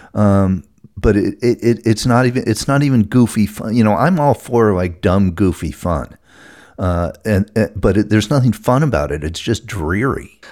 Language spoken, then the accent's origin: English; New England, United States; I'm from New England and I say horror instead of horror.